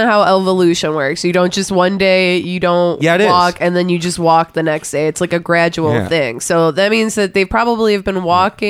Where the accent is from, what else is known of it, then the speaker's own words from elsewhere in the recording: Michigan, United States; I'm from Michigan too